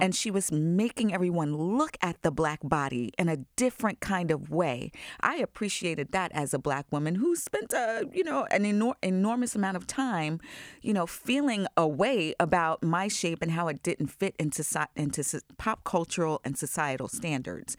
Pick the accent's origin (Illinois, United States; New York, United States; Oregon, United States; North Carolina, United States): New York, United States; Long Island; I grew up in Long Island